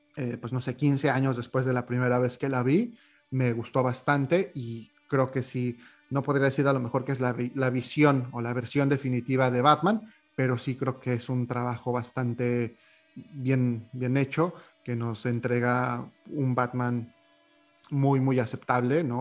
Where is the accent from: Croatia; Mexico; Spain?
Mexico; moved away as an adult; now in Montreal, Canada; lejos de tierras mexicanas de donde soy originario